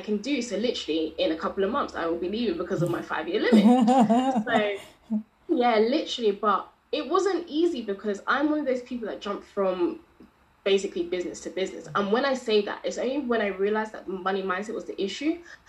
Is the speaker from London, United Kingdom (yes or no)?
yes; London, United Kingdom; I am from London and I'm a money coach